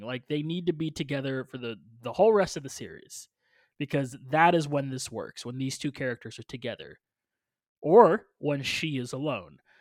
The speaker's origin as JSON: {"language": "English", "town": "Orlando", "region": "Florida", "country": "United States", "said": "I am from Orlando where Shaquille O'Neal did"}